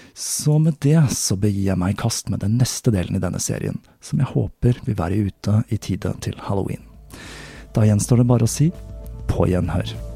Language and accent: Norwegian; Oslo, Norway; moved away; tilbake til min hjemby Oslo